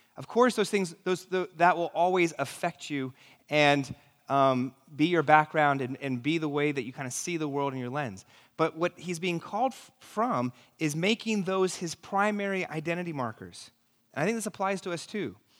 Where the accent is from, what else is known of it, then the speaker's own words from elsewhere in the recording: New York City, New York, United States; I'm from New York City